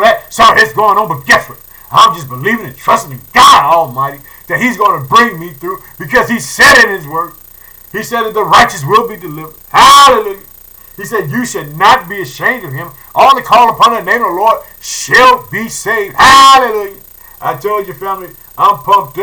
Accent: Illinois, United States; the country of Illinois, which is my home state. I live in the city of Chicago

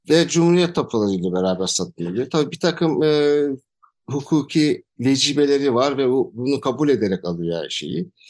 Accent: Antalya, Turkey; Antalya doğumluyum. E, ailem de Antalya'lı. Babam e, aslı muhacir olarak geçer ama e, Antalya doğumlu, kale içinde doğumlu bir e, kişiyim.

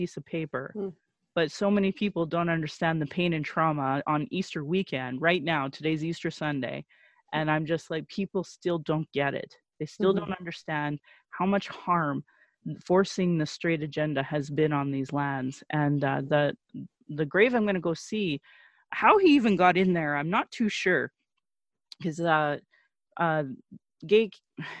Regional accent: Sylvan Lake, Alberta, Canada; now in Calgary, Canada; growing up in Sylvan Lake and a very anti-gay culture in central Alberta

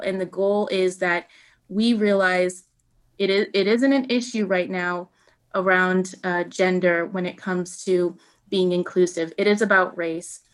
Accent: Buffalo, New York, United States; also born or lived in Kenya; the radio station in Buffalo where I grew up

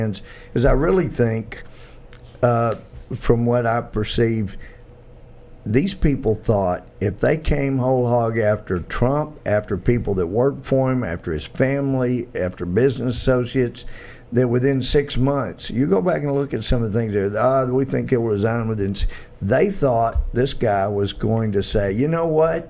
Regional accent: United States; I'm from America

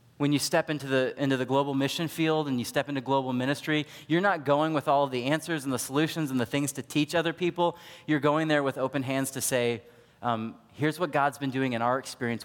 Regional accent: United States; We're all American Christians

